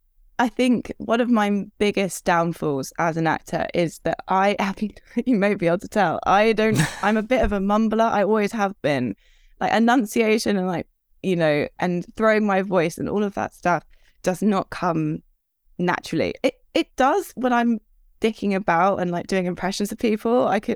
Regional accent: Redhill, South East England, United Kingdom; from Red Hill

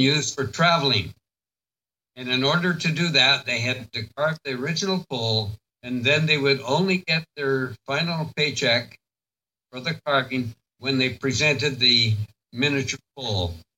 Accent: Duncan, British Columbia, Canada; I was born and raised in Duncan

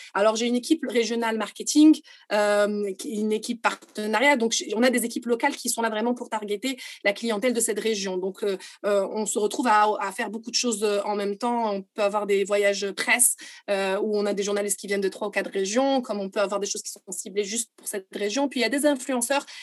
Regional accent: Morocco; Je suis marocaine

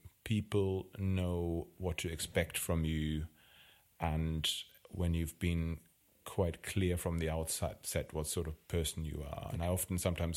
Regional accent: Germany; accent: German; English is a second language; moved away as an adult; also born or lived in Wales; now in Cardiff, United Kingdom; I'm clearly not from the UK. You can hear by my accent that I'm German.

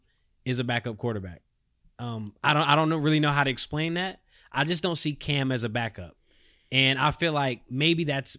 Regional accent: Charlotte, North Carolina, United States; Obviously, you know, I'm from North Carolina, right. Charlotte.

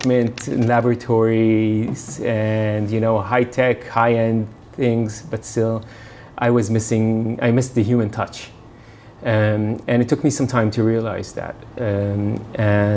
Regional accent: Beersheba, Southern District, Israel; moved away; also born or lived in United States; I was born in Beersheba, which is a desert town in Israel. I grew up in Israel and then moved around a bit because of my father's work. So I lived a bit in the U.S.

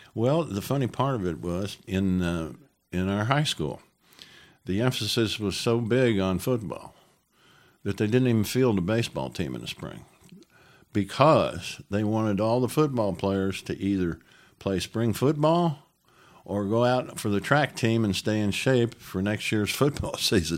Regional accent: Jersey City, New Jersey, United States; I was born in New Jersey, right across the river from New York, Jersey City

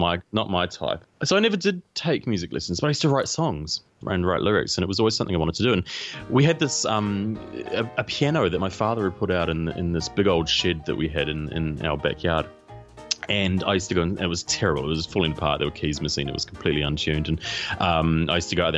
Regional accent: Whanganui, Manawatū-Whanganui, New Zealand; I grew up in New Zealand. I was born in a small town in New Zealand called Whanganui

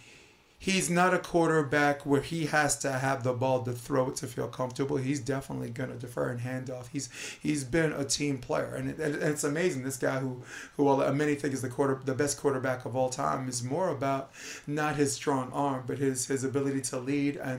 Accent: New York, United States; as a New Yorker

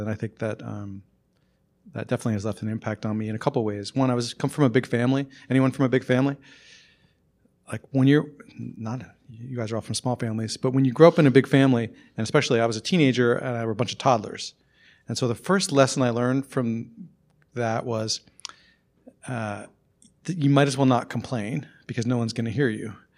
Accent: Randolph, Vermont, United States; moved away; I'm from Randolph, Vermont, which is pretty close to here, actually

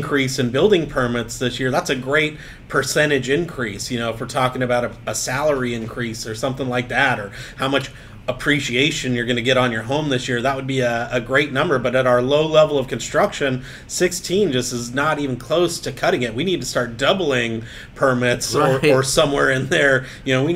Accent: San Diego County, California, United States; My hometown of San Diego County

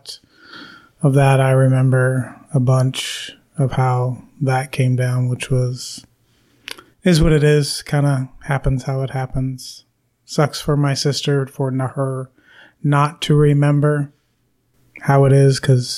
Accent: Rochester, New York, United States; I was born in Rochester, New York

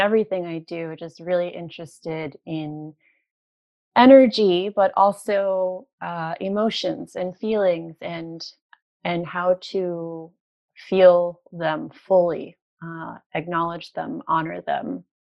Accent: New York City, New York, United States; moved away as an adult; now in Toronto, Canada; I'm from New York and I moved to Toronto from New York

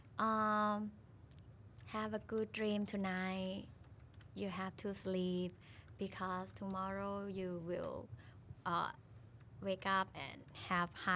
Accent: Udon Thani, Thailand; now in Bangkok, Thailand; I'm from Udon Thani. It's a northeast in Thailand. But now I stay in Bangkok

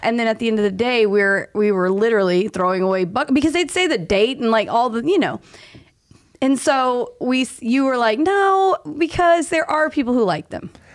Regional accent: Tulsa, Oklahoma, United States; now in Dallas, United States; I'm from Oklahoma

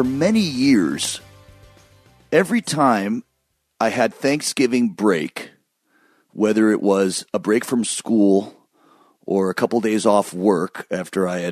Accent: Michigan, United States; where I grew up in Michigan

